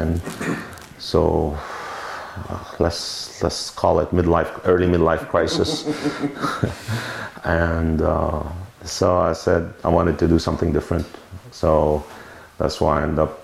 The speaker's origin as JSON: {"language": "English", "town": "Beirut", "region": "Beirut Governorate", "country": "Lebanon", "tie": "born or raised there", "also_born_or_lived": "St. Louis, Missouri / Washington DC area / New York", "moved": "as an adult", "lives_now": "Oregon, United States", "said": "I'm originally from Lebanon. I grew up in Lebanon, Beirut. I came here when I was 21"}